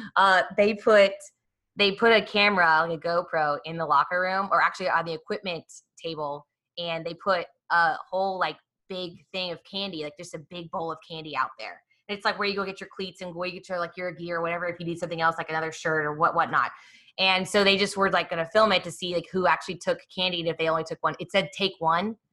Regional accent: Kansas City, Missouri, United States; also born or lived in Atlanta; now in Dallas, United States; I was born in Atlanta and grew up in Kansas City

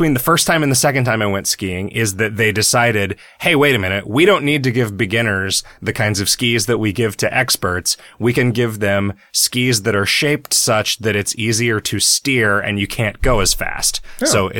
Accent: Illinois, United States; I remember watching a community theater play in the tiny town that I grew up in Illinois with my grandmother.

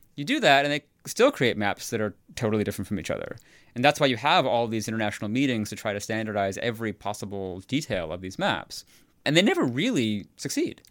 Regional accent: near Chicago, Illinois, United States; moved away as an adult; also born or lived in Houston; now in New Haven, United States; I grew up near Chicago

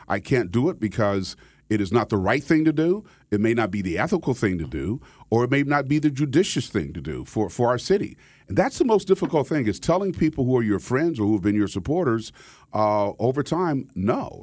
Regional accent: Wichita, Kansas, United States; moved away as an adult; also born or lived in Cambridge, Massachusetts / Philadelphia; now in West Palm Beach, United States; country boy from Kansas. I was born and raised in Wichita, Kansas

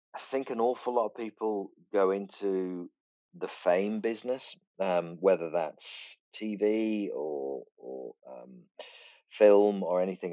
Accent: near Liverpool, North West England, United Kingdom; we grew up near Liverpool

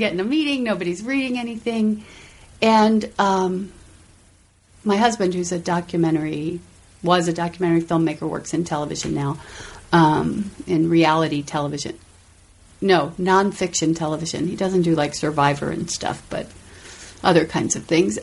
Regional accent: Silver Spring, Maryland, United States; from Washington D.C. Oh, actually, the Maryland suburbs, right outside the city

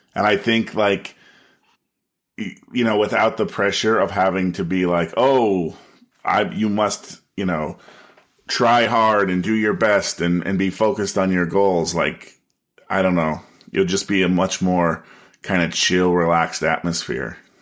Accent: United States; as an American

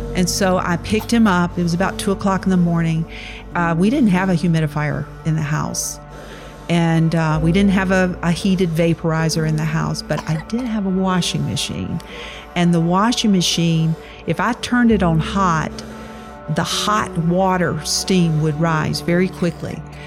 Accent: Laurel, Mississippi, United States; now in Richmond, United States; I was born in Laurel, Mississippi

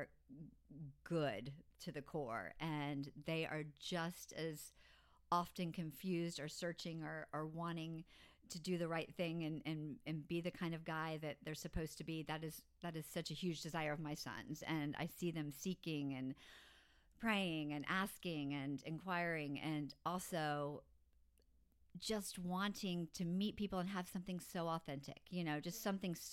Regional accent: Orlando, Florida, United States; I was born and raised in Orlando, still in Orlando

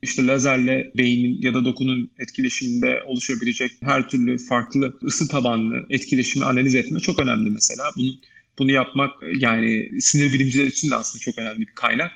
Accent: Ankara, Turkey; Ben Ankara'da doğdum, büyüdüm. Ee, Ankaralıyım

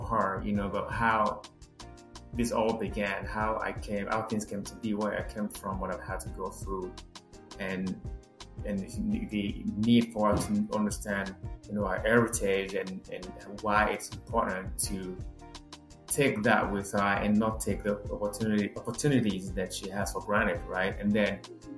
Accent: Nigeria; moved away as an adult; now in United States; someone like me from the middle of nowhere, Nigeria

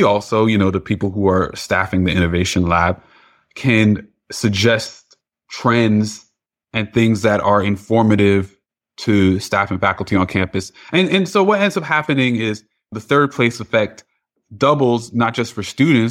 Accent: Piscataway, New Jersey, United States; Yeah, so I grew up in New Jersey, Central Jersey, down the street from Rutgers University, actually, in Piscataway.

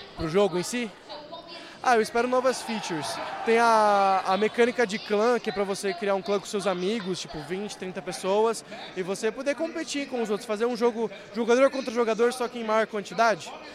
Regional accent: São Paulo, Brazil; Sou aqui de São Paulo.

